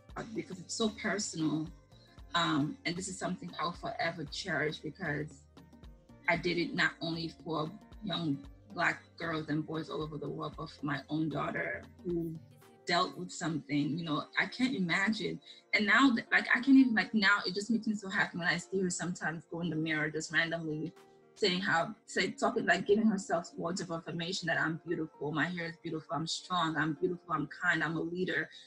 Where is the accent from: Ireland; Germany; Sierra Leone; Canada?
Sierra Leone; moved away; growing up in Sierra.